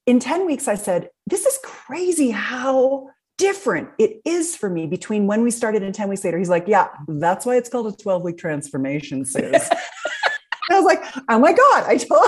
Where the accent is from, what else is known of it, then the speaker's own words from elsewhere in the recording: Philadelphia, Pennsylvania, United States; I'm from Philadelphia area as well